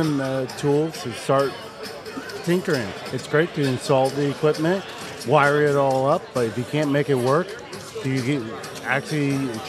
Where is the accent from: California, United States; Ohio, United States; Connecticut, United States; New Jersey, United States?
New Jersey, United States; now in Las Vegas, United States; Yes, I moved from New Jersey to Vegas.